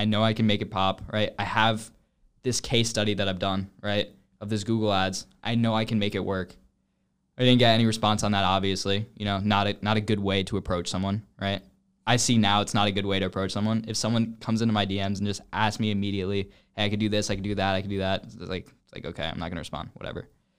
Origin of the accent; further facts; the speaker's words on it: Atlanta, Georgia, United States; And I'm from North Atlanta.